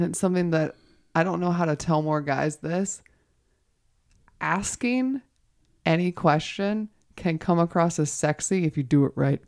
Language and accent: English; the South, United States; moved away; I am originally from the South